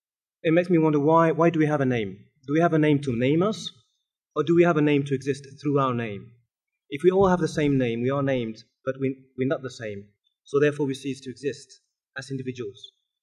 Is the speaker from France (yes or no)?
yes; Montpellier, Occitania, France; born there; Now, I said African, but in fact I was born in Montpellier.